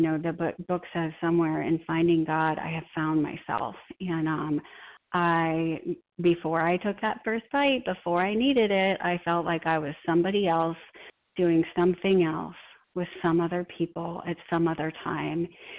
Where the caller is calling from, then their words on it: Boston, Massachusetts, United States; I'm a compulsive eater in Boston, Mass.